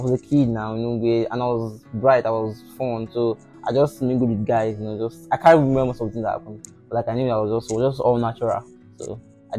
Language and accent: English; Ota, Ogun State, Nigeria; also born or lived in Lagos; I grew up in Ota area. You know, I think from primary school to like secondary school in Ota area.